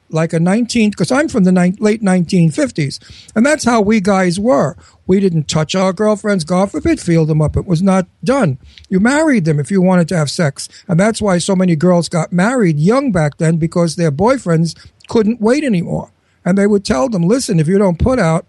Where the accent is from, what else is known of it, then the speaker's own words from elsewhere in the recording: New York City, New York, United States; also born or lived in Brooklyn; I was born in Brooklyn, and I was raised in Astoria, Queens